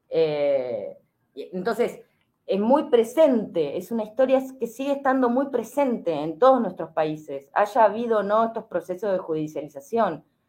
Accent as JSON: {"language": "Spanish", "country": "Argentina", "said": "nosotros también, como argentinos y argentinas"}